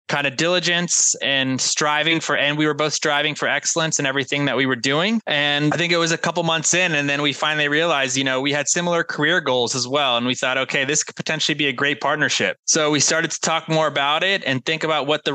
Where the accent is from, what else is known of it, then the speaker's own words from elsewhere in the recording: South Florida, United States; I grew up in South Florida.